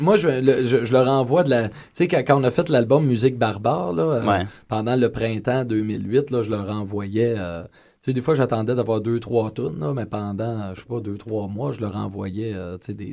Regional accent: Quebec, Canada; accent: Québécois; mon accent québécois

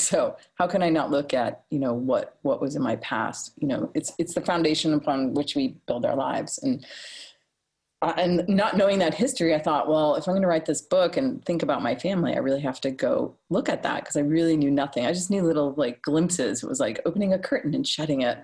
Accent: Rumford, Maine, United States; I grew up in Rumford in Mexico

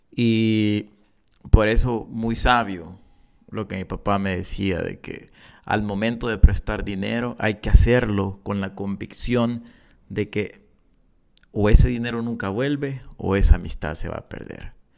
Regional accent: El Salvador; accent: Salvadoran; soy salvadoreño y, voy a seguir hablando como, como salvadoreño.

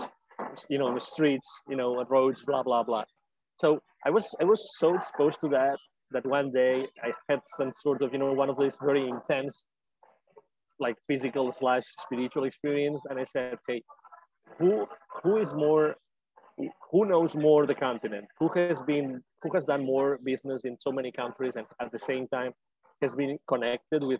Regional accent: Spain; English is a second language; moved away as an adult; also born or lived in Latin America / Mexico; now in United States; So I lived in Latin America myself, although I'm originally from Spain. I lived in Latin America for 10 years

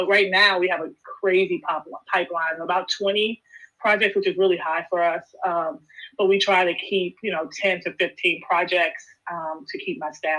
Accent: Chicago, Illinois, United States; also born or lived in Bay Area, California; now in Oakland, United States; I'm originally from Chicago

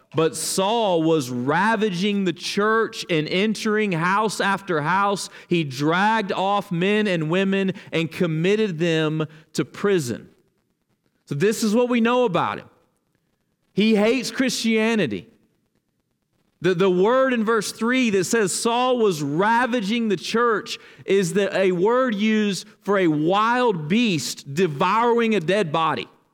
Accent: Dothan, Alabama, United States; now in Kentucky, United States; they both live in my hometown, Dothan, Alabama

